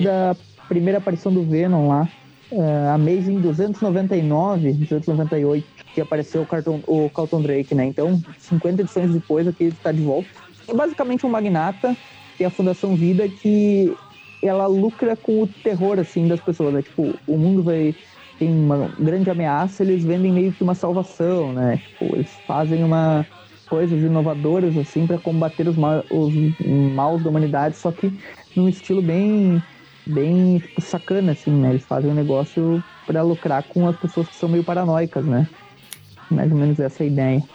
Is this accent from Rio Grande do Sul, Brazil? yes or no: yes; Rio Grande do Sul, Brazil; eu sou do Rio Grande do Sul. Por isso que A gente usa tri como gíria aqui